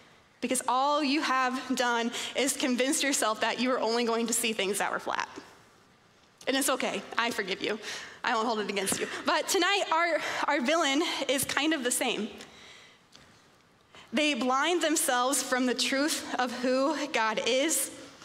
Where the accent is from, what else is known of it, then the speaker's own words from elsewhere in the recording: Kansas, United States; moved away as an adult; I'm from Kansas, 50 miles like west of Kansas City